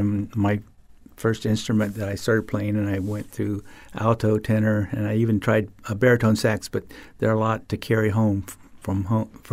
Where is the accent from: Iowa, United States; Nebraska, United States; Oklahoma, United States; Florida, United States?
Florida, United States; Fort Myers; born or raised there